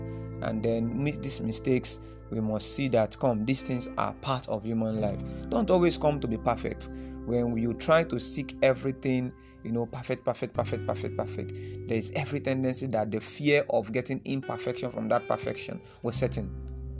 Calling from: Nigeria; You know, I'm speaking from Nigeria, and then I know this affects as many people that are listening to this from different parts of the world.

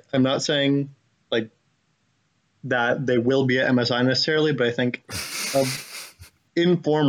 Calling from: Austin, Texas, United States; I am calling from Austin, Texas, basically.

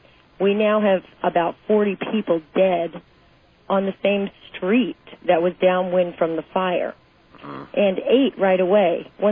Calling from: Tempe, Arizona, United States; I'm from Tempe, Arizona.

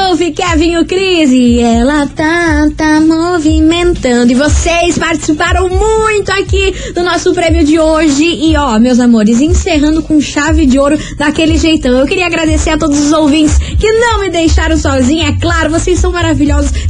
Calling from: Fazenda Rio Grande, Paraná, Brazil

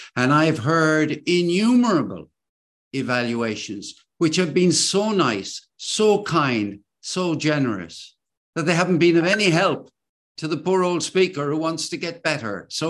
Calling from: Cork, Munster, Ireland; I'm speaking today from Cork, and there are two storytelling organizations in Cork.

